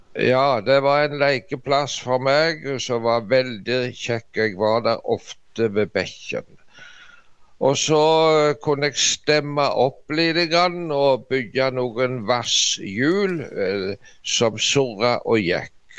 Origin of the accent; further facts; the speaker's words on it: Norway; hjemme i Dubland